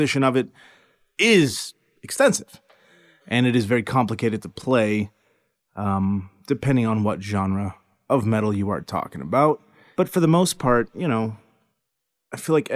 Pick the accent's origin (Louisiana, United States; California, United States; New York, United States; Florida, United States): Florida, United States; Miami; now in Central Texas, United States; I was born and raised in Miami, which is much different than the world I live in now.